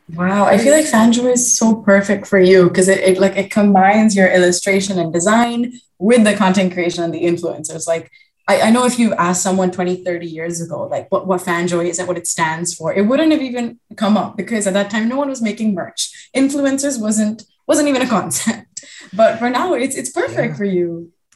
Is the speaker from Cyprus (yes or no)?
no; India; I'm Indian myself